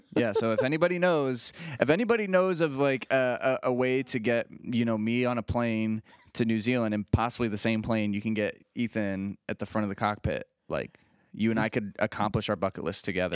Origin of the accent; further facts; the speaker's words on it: Bath, Ohio, United States; I grew up in the Bath area. That's where my family's from.